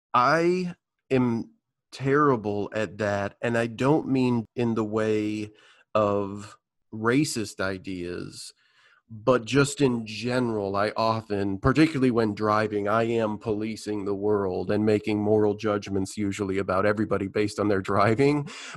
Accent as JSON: {"language": "English", "region": "Midwest", "country": "United States", "tie": "born or raised there", "said": "I grew up in the Midwest playing sports"}